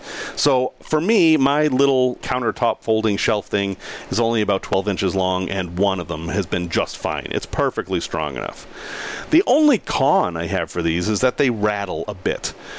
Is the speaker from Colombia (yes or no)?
no; Boston, Massachusetts, United States; accent: Boston; So, I grew up in Boston. And in Boston, we have an accent, and it's a fairly strong accent. And I grew out of it as I moved out of the area and actually worked at changing the way I speak.